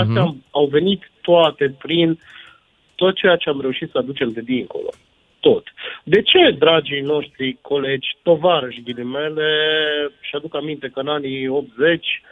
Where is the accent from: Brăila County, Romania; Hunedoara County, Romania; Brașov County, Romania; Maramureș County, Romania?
Brașov County, Romania; Făgăraș; also born or lived in Sibiu; eu sunt din Fădăraș de origine